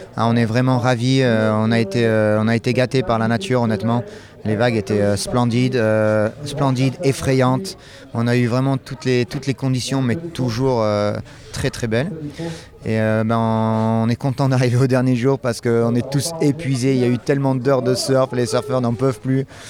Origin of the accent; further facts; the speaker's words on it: France; ici, euh, chez nous en France